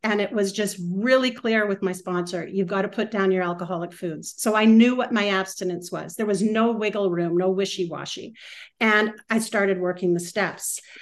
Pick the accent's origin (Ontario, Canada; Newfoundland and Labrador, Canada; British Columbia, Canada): British Columbia, Canada; West Coast; also born or lived in Vancouver / Whistler; I am from the West Coast, and was mentioned I am from Canada. I am I live part time in Vancouver and Whistler